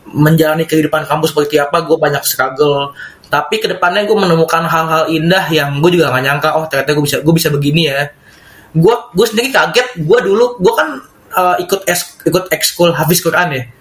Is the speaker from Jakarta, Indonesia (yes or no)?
yes; Jakarta, Indonesia; Gue kan memang dari dari kecil Jakarta ya. Dan ketahuan sekarang setelah lulus pesantren kalau gue memang lebih nyaman di Jakarta meskipun memang keras juga kehidupannya.